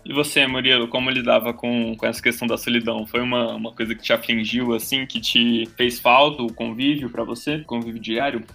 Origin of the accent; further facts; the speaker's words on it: Brasília, Federal District, Brazil; moved away as an adult; also born or lived in Maceió; now in Salvador, Brazil; eu vim de Brasília, fiz toda a minha vida escolar, vivi toda a minha vida em Brasília